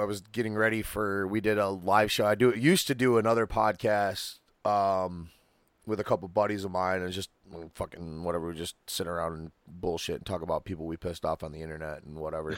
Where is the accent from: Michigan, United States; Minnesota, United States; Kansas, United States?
Michigan, United States; Muskegon; my hometown